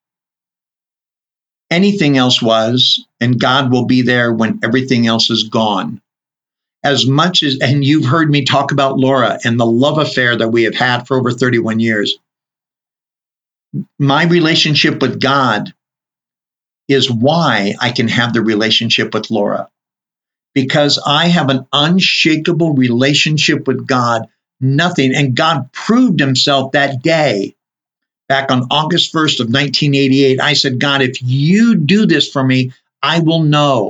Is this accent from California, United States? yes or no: yes; Southern California, United States; now in Utah, United States; growing up in Southern California, I'm very used to earthquakes.